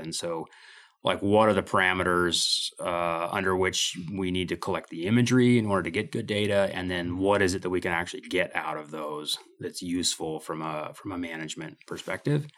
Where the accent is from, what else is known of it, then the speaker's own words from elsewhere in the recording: Midwest, United States; moved away as an adult; also born or lived in Idaho; now in Moscow, Idaho, United States; I came to Idaho in, uh, in nineteen ninety-two from, uh, from growing up in the Midwest